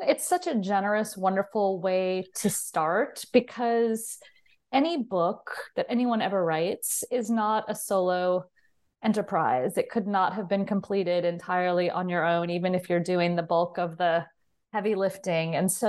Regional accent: California, United States; So I grew up in Southern California, and interestingly enough, not far from Hollywood, and was always a movie lover.

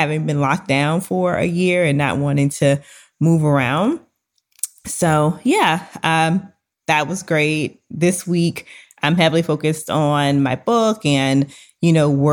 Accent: Louisiana, United States; we are both from Louisiana

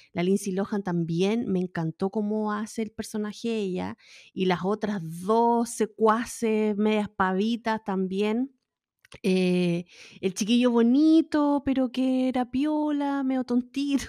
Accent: Valparaíso, Chile; moved away; yo nací criada en Valparaíso

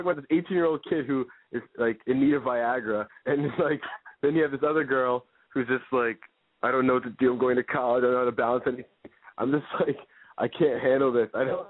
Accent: Connecticut, United States; I'm like from Connecticut.

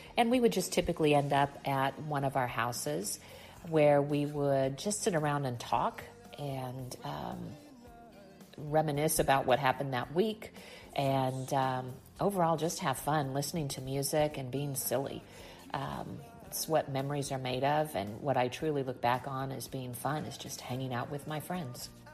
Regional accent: Wichita, Kansas, United States; I grew up in Wichita, Kansas

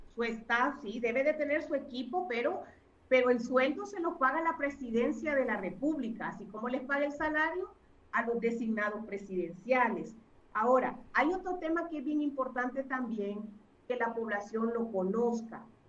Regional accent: Honduras; como hondureños

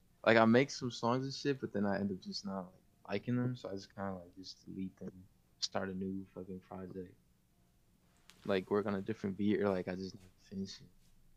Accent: California, United States; I'm just here from the Bay Area

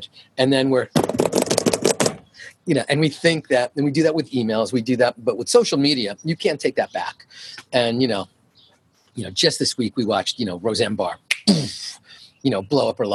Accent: New York, United States; moved away as an adult; It's part of my upbringing. I'm from New York.

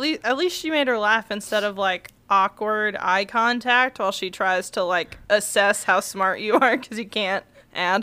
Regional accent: the South, United States; As a Southerner

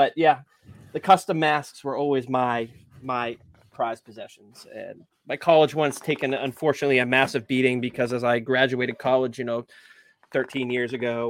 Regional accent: Nashua, New Hampshire, United States; My high school mascot was the Purple Panthers from Nashua, New Hampshire

